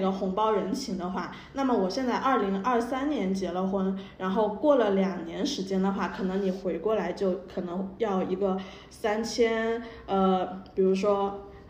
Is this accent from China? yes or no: yes; Wenzhou, Zhejiang, China; 然后我是温州陆城的嘛